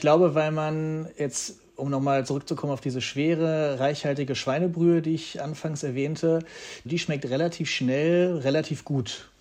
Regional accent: Hanover, Lower Saxony, Germany; now in Berlin, Germany; in meiner Heimatstadt Hannover

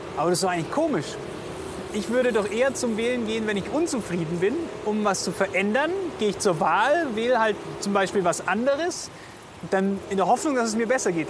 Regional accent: Germany; bei uns in Deutschland

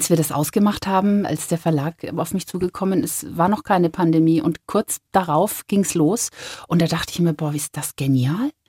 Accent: Bavaria, Germany; also born or lived in Spain / Argentina; Spanien ist mir zwar nah, aber ich meine, wir sind eine deutsche Familie. Jetzt zu sagen, meine Heimat ist Spanien, fände ich vermessen.

